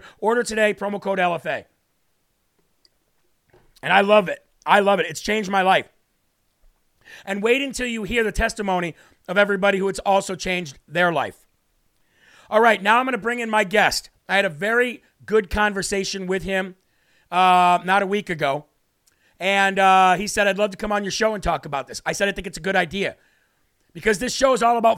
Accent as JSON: {"language": "English", "region": "Illinois", "country": "United States", "said": "I'm from Illinois"}